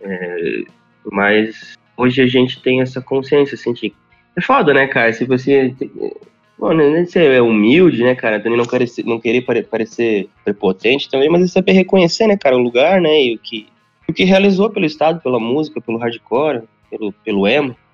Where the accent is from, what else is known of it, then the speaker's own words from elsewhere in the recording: Sapucaia do Sul, Rio Grande do Sul, Brazil; now in Canoas, Brazil; Eu sou de Sapucaia do Sul